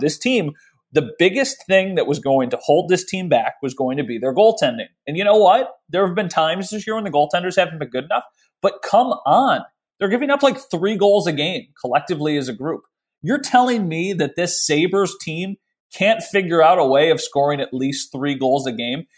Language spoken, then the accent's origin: English; Western New York, United States; I grew up in Western New York